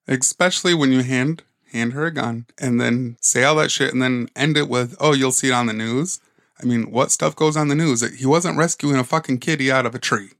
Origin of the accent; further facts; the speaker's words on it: Michigan, United States; We are from Michigan